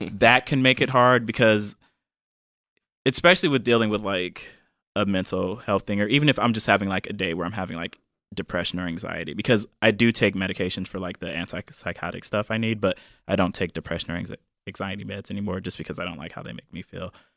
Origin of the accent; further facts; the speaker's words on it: Cleveland, Ohio, United States; moved away; I'm from Cleveland, Ohio, real Cleveland, not like the suburbs like some of y'all people be saying